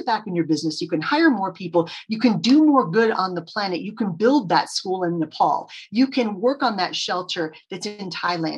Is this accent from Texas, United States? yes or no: yes; Texas, United States; I grew up in Texas